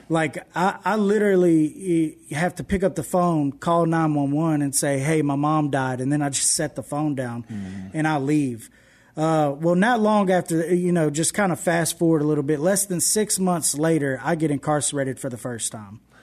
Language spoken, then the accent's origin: English; Houston, Texas, United States; moved away as an adult; now in West Monroe, United States; I didn't grow up in West Monroe, Louisiana. I grew up in Houston, Texas